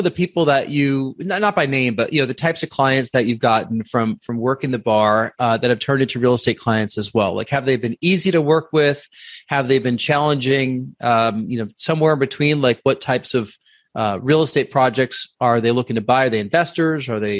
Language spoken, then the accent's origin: English; near the New Jersey border, New York, United States; I'm from New York, just outside New Jersey, on the northern side of the state, so right. Just over the border.